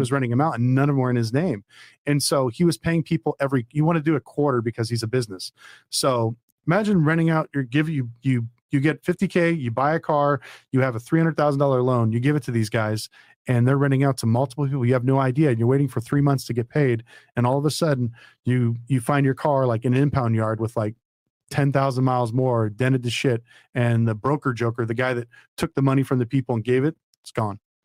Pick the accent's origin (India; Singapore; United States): United States; Las Vegas, Nevada; I'm from Vegas